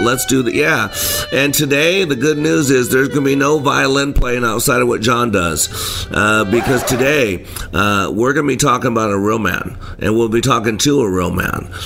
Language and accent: English; Dallas, Texas, United States; I'm actually in Dallas from Dallas